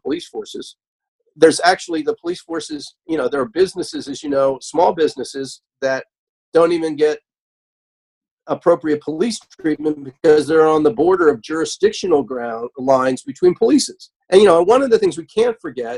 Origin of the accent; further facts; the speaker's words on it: Hockessin, Delaware, United States; I grew up in Hocasset